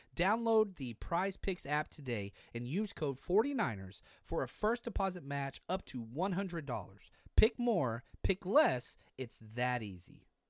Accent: Texas, United States; moved away; also born or lived in Kansas City; born and raised in Texas

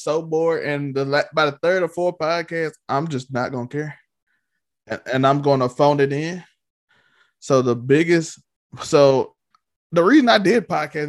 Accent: Mississippi, United States; Let me just do something in Mississippi.

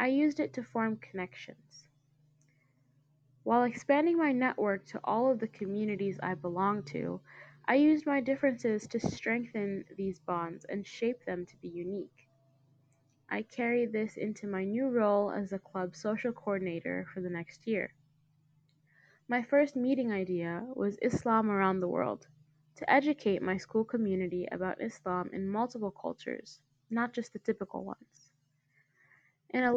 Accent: United States; As an Indian American

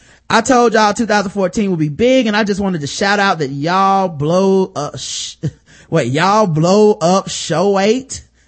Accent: Jamaica; As a Jamaican, I think I know a little bit about the history of the Caribbean.

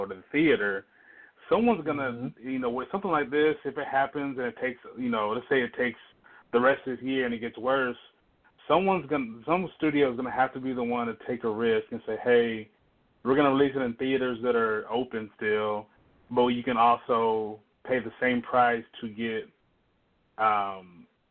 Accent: the South, United States; I'm from the South

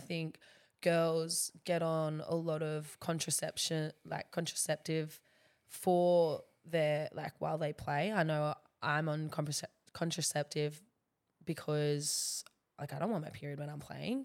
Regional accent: Central Coast, New South Wales, Australia; moved away as an adult; now in Gold Coast, Australia; I love the Central Coast

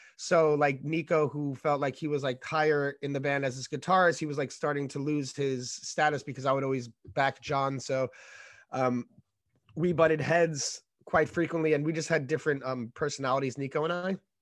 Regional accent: New York City, New York, United States; moved away as an adult; also born or lived in Brooklyn, New York / California; I grew up in Staten Island

